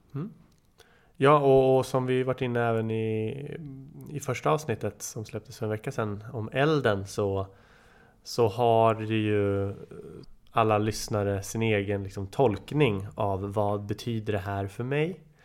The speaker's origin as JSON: {"language": "Swedish", "town": "Nyköping", "region": "Södermanland", "country": "Sweden", "tie": "born or raised there", "said": "där vi växte upp i Bryngelstorp, Nyköping."}